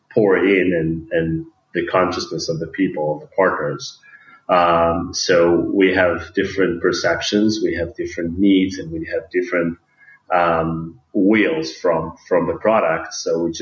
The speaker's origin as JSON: {"language": "English", "town": "Tel Aviv", "region": "Tel Aviv District", "country": "Israel", "said": "I'm coming from Tel Aviv"}